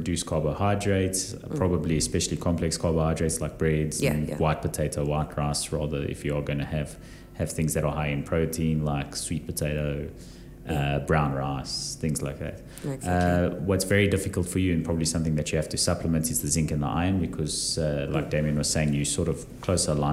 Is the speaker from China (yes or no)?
no; South Africa; we in South Africa, especially as white English-speaking South Africans